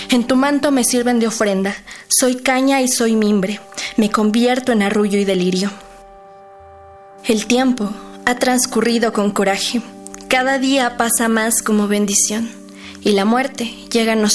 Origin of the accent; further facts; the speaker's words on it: Hidalgo, Mexico; tengo 20 años, vengo de la Huasteca hidalguense.